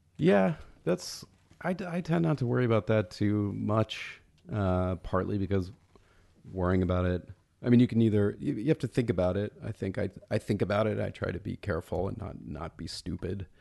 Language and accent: English; Atlanta, Georgia, United States; moved away; I grew up in Atlanta. My parents are both from Alabama.